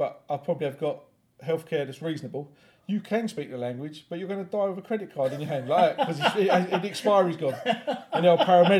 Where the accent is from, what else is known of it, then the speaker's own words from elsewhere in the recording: London, United Kingdom; We're London Irish.